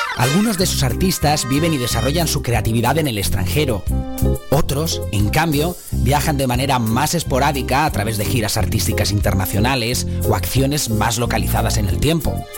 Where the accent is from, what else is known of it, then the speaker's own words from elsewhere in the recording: Vinalopó, Valencian Community, Spain; now in Scotland, United Kingdom; tiene que ser uva del Vinalopó, ¿eh? de ahí de mi tierra